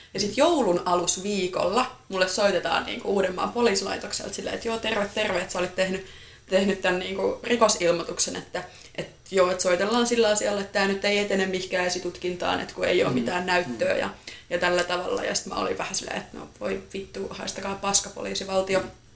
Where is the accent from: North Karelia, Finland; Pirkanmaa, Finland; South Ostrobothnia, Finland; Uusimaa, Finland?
Uusimaa, Finland; mä oon ihan Uudeltamaalta kotoisin